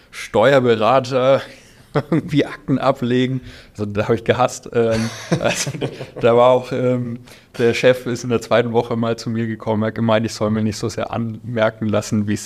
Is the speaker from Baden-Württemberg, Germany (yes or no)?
no; Bavaria, Germany; born there; Ähm, ich bin gebürtiger Unterfranke, was immer wieder mit meinem Berufsthema zu Kuriositäten führt